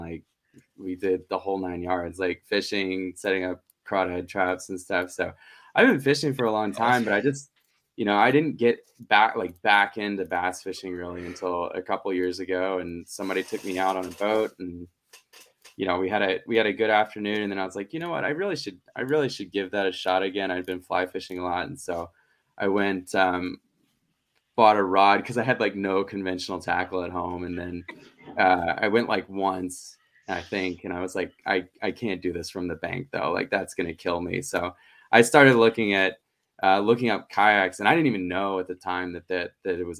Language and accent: English; Nashville, Tennessee, United States; now in Knoxville, United States; I grew up in Nashville.